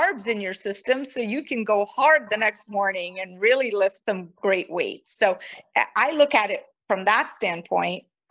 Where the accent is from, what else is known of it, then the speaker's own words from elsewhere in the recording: Brazil; first language Portuguese; English is a second language; moved away as an adult; also born or lived in Kanpur, India; now in United States; I moved to Brazil when I was very, very young and I was raised in Brazil. So Portuguese is really my first language